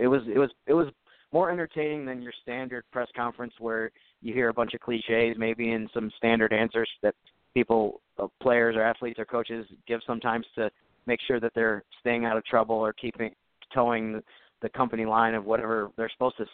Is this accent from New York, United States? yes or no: yes; Syracuse, New York, United States; now in New Orleans, United States; I'm actually from the Syracuse, New York area